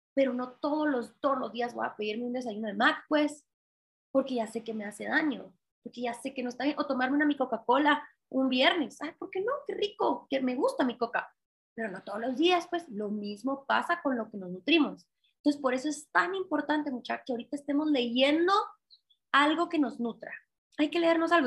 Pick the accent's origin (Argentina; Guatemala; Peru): Guatemala; no hay guatemaltecas como yo, porque no hay mujeres referentes en mi país